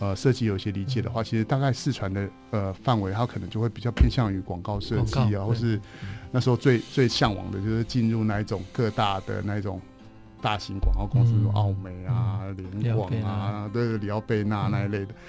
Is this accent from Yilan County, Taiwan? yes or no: no; Taipei, Taiwan; 我在台北，